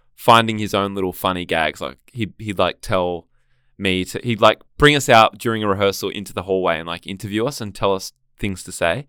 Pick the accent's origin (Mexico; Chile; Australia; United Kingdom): Australia; Gold Coast, Queensland; also born or lived in Sydney; now in Melbourne, Australia; I grew up on the Gold Coast